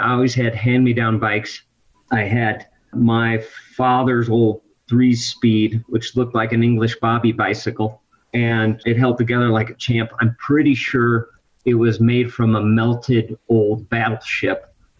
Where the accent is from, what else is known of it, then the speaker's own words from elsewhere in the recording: Midwest, United States; moved away; the hometown where I grew up in the Midwest